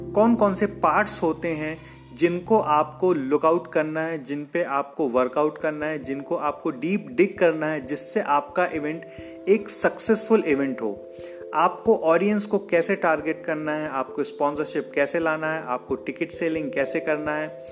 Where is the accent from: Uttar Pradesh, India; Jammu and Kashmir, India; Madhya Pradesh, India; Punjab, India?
Madhya Pradesh, India; Jabalpur; मैं एक छोट छोटे शहर जबलपुर का रहने वाला हूँ और जबलपुर मध्य प्रदेश में है